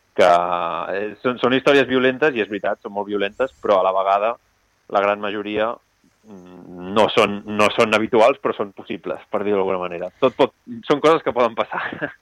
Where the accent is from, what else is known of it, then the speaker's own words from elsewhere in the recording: Roses, Catalonia, Spain; now in Barcelona, Spain; jo sóc de Roses